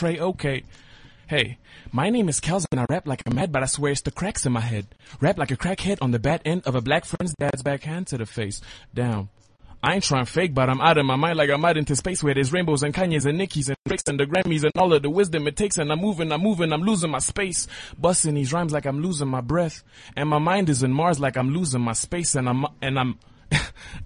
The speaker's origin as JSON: {"language": "English", "town": "Johannesburg", "region": "Gauteng", "country": "South Africa", "said": "I'm from Joburg, Randburg, Ferndale. That's my hood."}